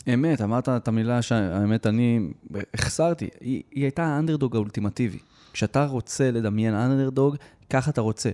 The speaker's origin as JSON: {"language": "Hebrew", "country": "Israel", "said": "אנחנו כישראלים"}